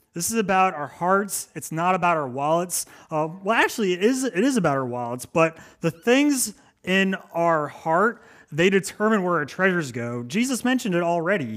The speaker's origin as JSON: {"language": "English", "region": "Maryland", "country": "United States", "moved": "as an adult", "lives_now": "Cape Cod, United States", "said": "I am not from Cape Cod. I am from Maryland"}